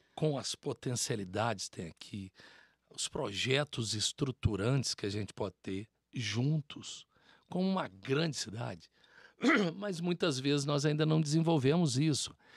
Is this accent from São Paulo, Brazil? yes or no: no; South of Minas Gerais, Brazil; nós somos sul mineiros